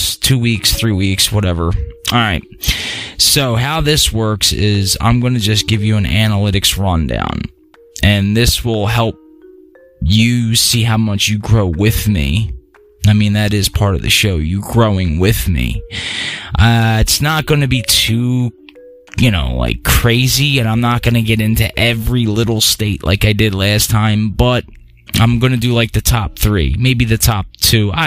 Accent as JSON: {"language": "English", "region": "Pennsylvania", "country": "United States", "tie": "born or raised there"}